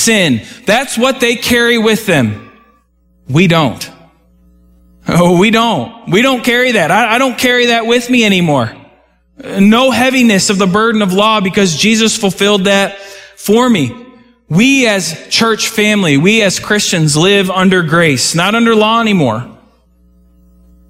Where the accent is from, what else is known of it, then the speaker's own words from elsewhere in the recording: United States; I didn't choose America. But I was born here